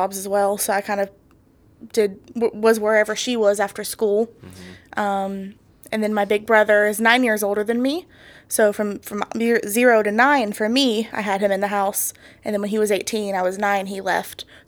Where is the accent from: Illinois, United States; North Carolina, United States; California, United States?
North Carolina, United States; also born or lived in Smithfield, North Carolina / New Bern, North Carolina / Jacksonville, North Carolina / Raleigh, North Carolina; I'm a North Carolina native, lived here my whole life, but all around the state